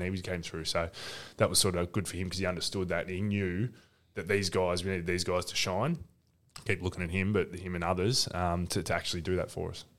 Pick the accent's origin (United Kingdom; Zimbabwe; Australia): Australia; Ocean Grove, Victoria; I grew up in Ocean Grove